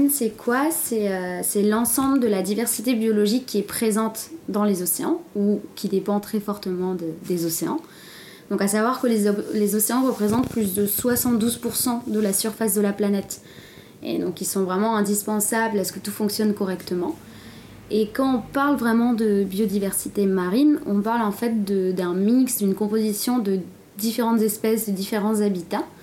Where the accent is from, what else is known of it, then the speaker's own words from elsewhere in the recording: Nouvelle-Aquitaine, France; now in Brest, France; j'ai 24 ans, je viens du Pays Basque et j'habite actuellement à Brest.